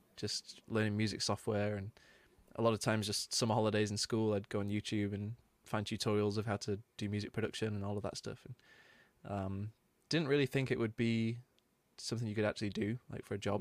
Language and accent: English; Manchester, North West England, United Kingdom; growing up in Manchester is a big music city